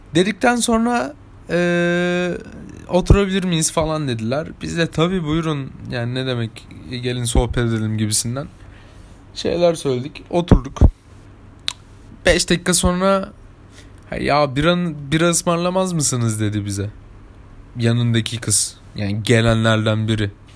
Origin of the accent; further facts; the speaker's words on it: İzmir, Turkey; Ben, ben İzmir'de yaşıyorum. İzmir'de büyüdüm. İzmir'de çocukluğum geçti